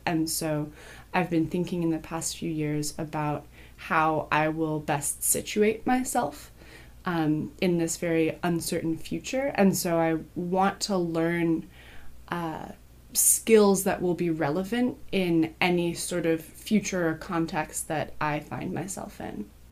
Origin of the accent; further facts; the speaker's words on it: Berkeley, California, United States; I grew up in Berkeley too.